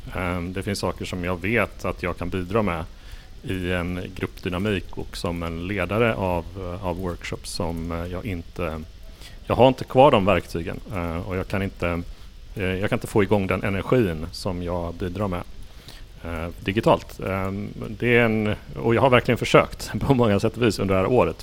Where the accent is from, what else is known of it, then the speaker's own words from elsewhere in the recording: Gothenburg, Västra Götaland, Sweden; Jag har kommit från, från Göteborg, det vill säga min hemort